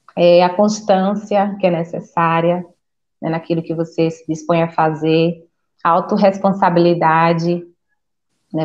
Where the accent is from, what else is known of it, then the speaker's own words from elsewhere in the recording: Sergipe, Brazil; now in Campinas, Brazil; eu sou nordestina, né, sou de Sergipe, só que atualmente moro em Campinas